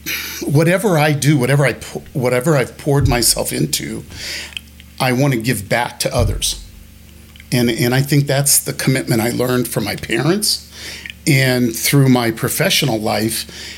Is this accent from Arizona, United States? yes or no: no; Colorado, United States; also born or lived in Germany; I grew up in Germany a little bit, on the East Coast a little bit, the West Coast a little bit. And then finally, my dad retired in Colorado, and I became a Colorado boy and have been here ever since.